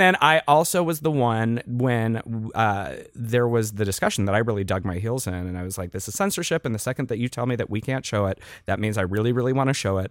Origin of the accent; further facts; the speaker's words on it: Western Pennsylvania, United States; I also was growing up in Western P A at the time